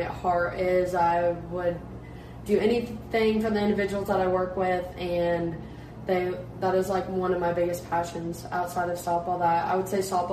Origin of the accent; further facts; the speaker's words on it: Lebanon, Ohio, United States; moved away as an adult; now in Morehead, United States; I grew up in Lebanon, Ohio, right in between Dayton and Cincinnati